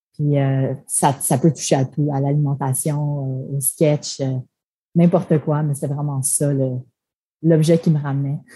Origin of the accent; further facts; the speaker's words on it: Montreal, Quebec, Canada; first language French; moved away as an adult; also born or lived in Toronto; je venais de Montréal, que je parle français